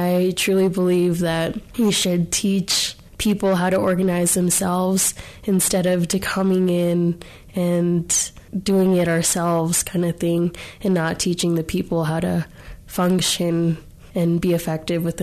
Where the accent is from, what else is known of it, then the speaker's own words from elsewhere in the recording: New Mexico, United States; I'm a native New Mexican